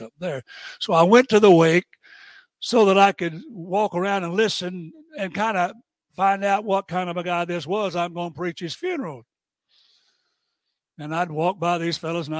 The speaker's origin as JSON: {"language": "English", "town": "Tampa", "region": "Florida", "country": "United States", "tie": "born or raised there", "also_born_or_lived": "Allentown, Pennsylvania", "moved": "as an adult", "said": "But I was born and raised in the South. I was born in Tampa. And you can't be more Southern than I'm Southern"}